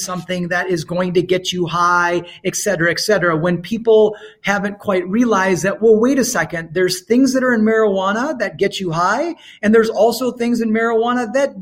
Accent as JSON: {"language": "English", "country": "India", "said": "I'm Indian"}